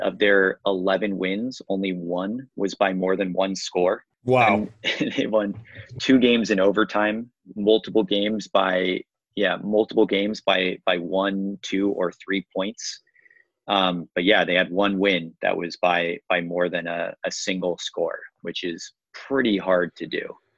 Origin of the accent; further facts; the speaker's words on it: Bay Area, California, United States; I live in the Bay Area, born in the Bay Area